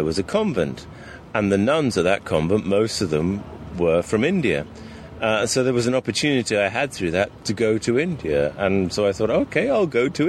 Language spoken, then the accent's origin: English; Sussex, South East England, United Kingdom; moved away as an adult; also born or lived in London / Brazil; I'm from Sussex